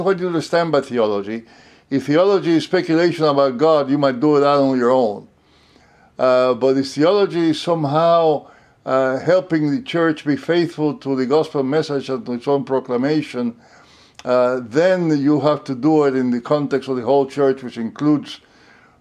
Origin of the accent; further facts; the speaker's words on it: Cuba; moved away as an adult; also born or lived in Puerto Rico; now in United States; I grew up in Cuba.